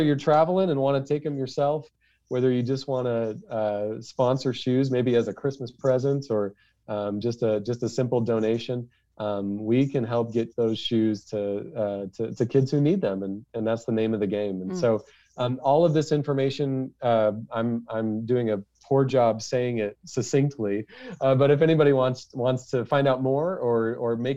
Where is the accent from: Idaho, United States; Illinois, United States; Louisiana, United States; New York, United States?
Idaho, United States; Nampa; I'm a normal kid from Nampa